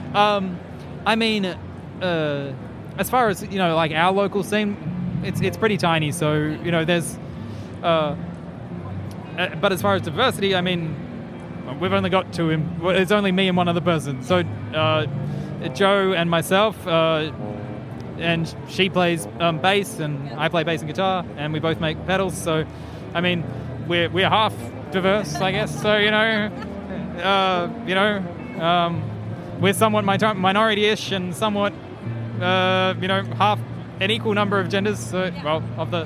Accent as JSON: {"language": "English", "region": "Central Queensland", "country": "Australia", "tie": "born or raised there", "said": "I grew up on a farm and I'm from Central Queensland originally"}